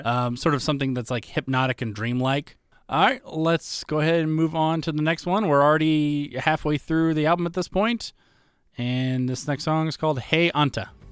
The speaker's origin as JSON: {"language": "English", "country": "United States", "said": "an American"}